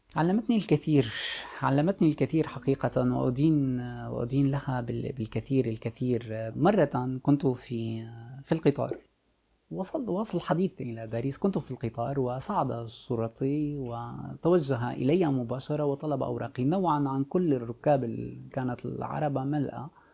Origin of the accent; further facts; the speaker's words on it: Sweida, As-Suwayda Governorate, Syria; moved away as an adult; also born or lived in Jaramana; now in France; عشت طفولتي كلها في في الريف في في في اقصى الجنوب السوري